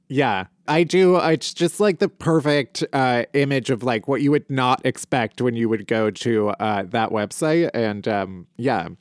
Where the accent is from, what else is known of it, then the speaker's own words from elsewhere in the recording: Midwest, United States; I was raised very Midwestern